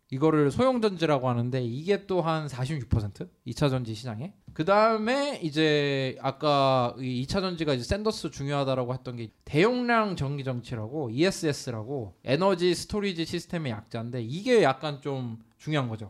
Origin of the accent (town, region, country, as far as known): Incheon, South Korea; born or raised there